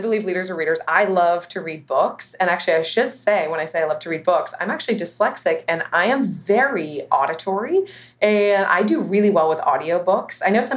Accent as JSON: {"language": "English", "town": "Los Altos", "region": "California", "country": "United States", "tie": "born or raised there", "said": "I grew up here in the Bay Area"}